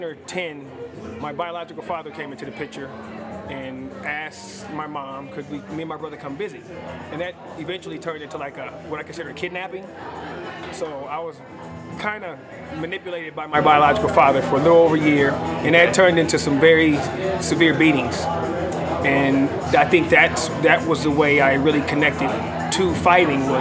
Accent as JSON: {"language": "English", "town": "Los Angeles", "region": "California", "country": "United States", "tie": "born or raised there", "also_born_or_lived": "Orange County, California", "said": "I was born in Orange County, California, and raised in South Central Los Angeles. I did most of my early years in South Central Los Angeles and went to my junior high school and high school years in Orange County."}